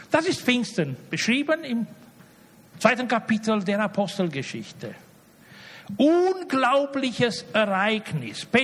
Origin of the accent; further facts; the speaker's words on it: Romania; Ich komme aus Rumänien.